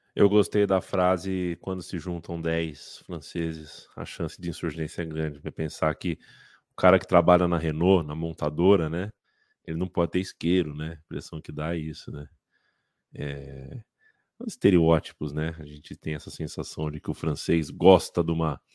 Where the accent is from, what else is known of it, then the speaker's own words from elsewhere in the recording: Brazil; somos brasileiros, somos sul-americanos